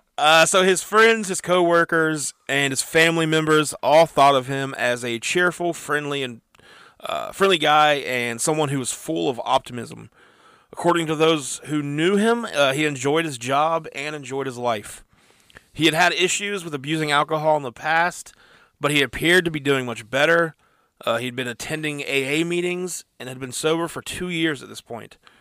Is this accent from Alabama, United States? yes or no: no; Parkersburg, West Virginia, United States; We're from Parkersburg, West Virginia, United States